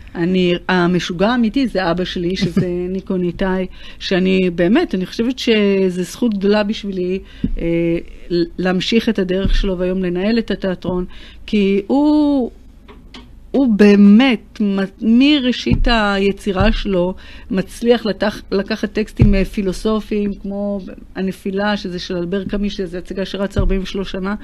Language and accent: Hebrew; Tel Aviv, Tel Aviv District, Israel; נולדתי בתל אביב אה, ליד הים